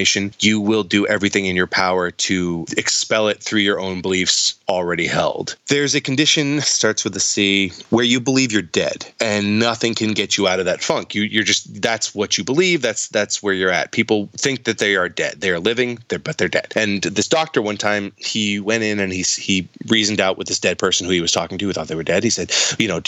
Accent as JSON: {"language": "English", "region": "New England", "country": "United States", "also_born_or_lived": "Los Angeles", "moved": "as an adult", "said": "I'm from New England"}